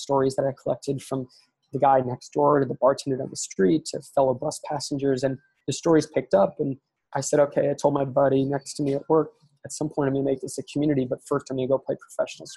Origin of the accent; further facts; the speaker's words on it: East Coast, United States; I was born in the East Coast